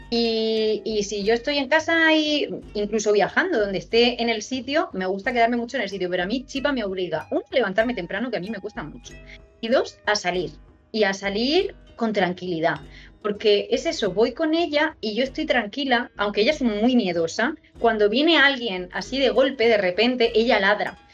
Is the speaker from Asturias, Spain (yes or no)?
no; Murcia, Region of Murcia, Spain; accent: Murcian; Igual, igual de orgulloso tengo yo que estar de mi acento de Murcia